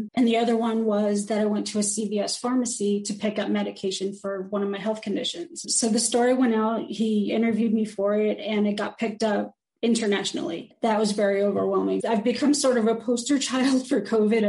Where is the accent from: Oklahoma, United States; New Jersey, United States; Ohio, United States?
New Jersey, United States; now in North Carolina, United States; I'm from New Jersey. I live in North Carolina